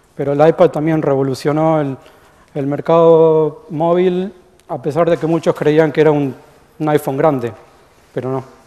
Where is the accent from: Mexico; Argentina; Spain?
Argentina; moved away as an adult; now in United States; yo soy argentino, como capaz que se habrán dado cuenta, eh, vivo en Estados Unidos desde 1999.